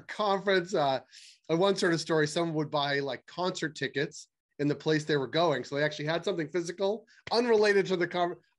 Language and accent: English; United States; I'm American